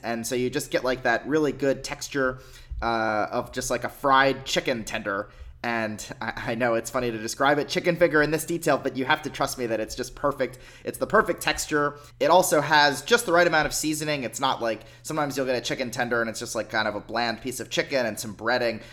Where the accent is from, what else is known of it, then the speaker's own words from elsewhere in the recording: Pennsylvania, United States; moved away; my parents' place where I grew up in Pennsylvania